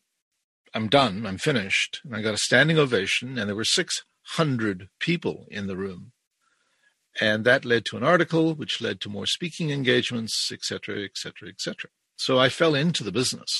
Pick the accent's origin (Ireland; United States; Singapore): Ireland; also born or lived in South Africa; now in Brampton, Canada; I was born in South Africa. I was raised in Ireland and I live in Canada since about 1971.